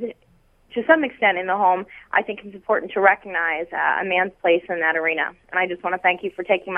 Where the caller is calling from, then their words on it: Philadelphia, Pennsylvania, United States; I'm calling you from Philadelphia, where I'm listening via the internet.